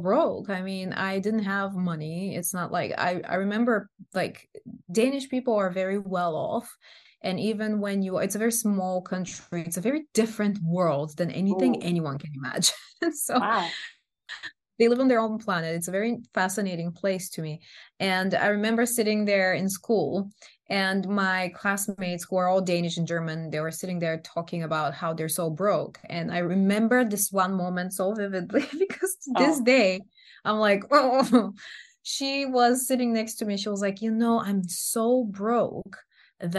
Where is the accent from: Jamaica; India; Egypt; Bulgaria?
Bulgaria; English is a second language; moved away